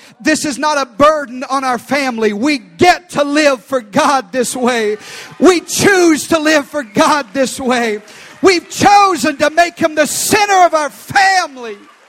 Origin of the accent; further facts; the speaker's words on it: the South, United States; I was raised in the South by a mama who beat me.